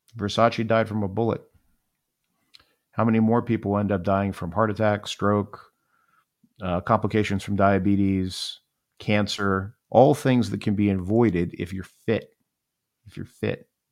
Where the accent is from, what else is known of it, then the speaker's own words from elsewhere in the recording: Miami, Florida, United States; I grew up in Miami, Florida, and Miami was an amazing place to grow up.